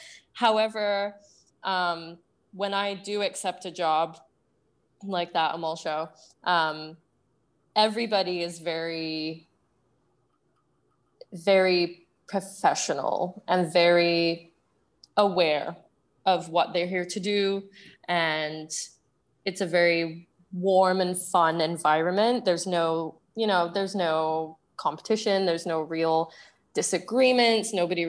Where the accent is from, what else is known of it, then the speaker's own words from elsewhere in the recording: Singapore; accent: Singaporean; now in United Kingdom; Like my Singaporean accent will really come out in any context, but when I'm back in the UK